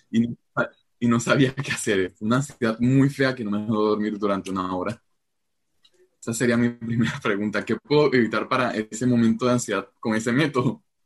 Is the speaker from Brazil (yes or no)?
no; Colombia; soy de Colombia